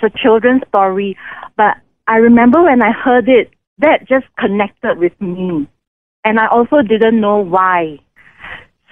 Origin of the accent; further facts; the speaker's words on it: Singapore; moved away as an adult; now in India; I was born in Singapore